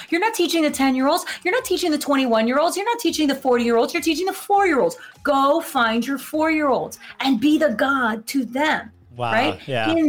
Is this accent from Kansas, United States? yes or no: no; Florida, United States; We're from Florida. We don't know what this is even